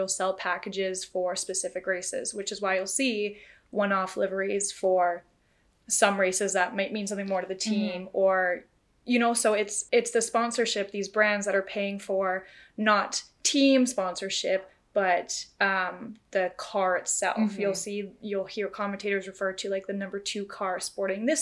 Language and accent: English; Canada; as Canadians